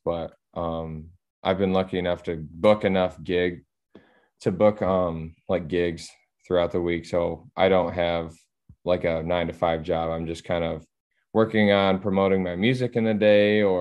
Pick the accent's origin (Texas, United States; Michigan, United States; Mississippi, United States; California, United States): Michigan, United States; Battle Creek; my hometown is called Battle Creek